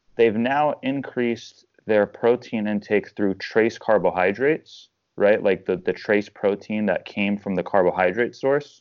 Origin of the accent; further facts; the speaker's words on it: Long Island, New York, United States; now in Tampa, United States; I'm originally from Long Island, New York.